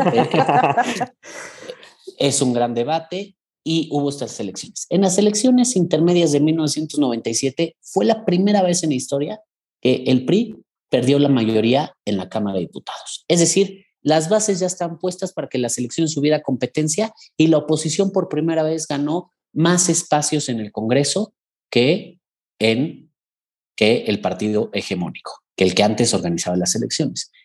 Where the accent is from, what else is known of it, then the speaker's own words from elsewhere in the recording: Mexico; en mi país